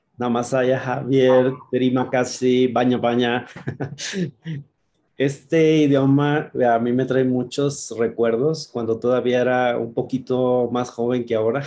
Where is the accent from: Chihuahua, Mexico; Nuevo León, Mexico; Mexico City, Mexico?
Chihuahua, Mexico; moved away; Nosotros somos originarios de Chihuahua